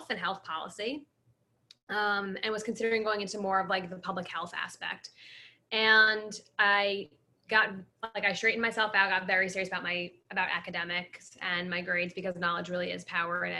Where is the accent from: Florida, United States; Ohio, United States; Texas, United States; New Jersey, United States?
New Jersey, United States; moved away as an adult; now in New York, United States; I grew up in New Jersey